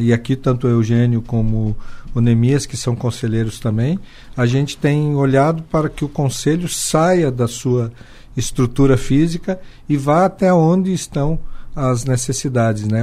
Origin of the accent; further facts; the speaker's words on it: Joaçaba, Santa Catarina, Brazil; Eu sou natural de Joaçaba e criado em Joaçaba